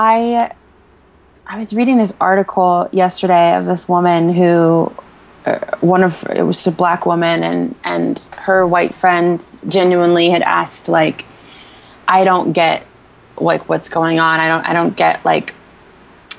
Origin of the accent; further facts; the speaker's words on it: Northern Virginia, United States; I grew up in Northern Virginia